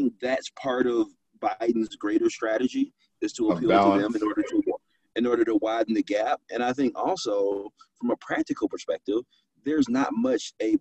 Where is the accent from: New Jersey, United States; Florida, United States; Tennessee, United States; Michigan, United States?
Michigan, United States; Detroit; I was born in Detroit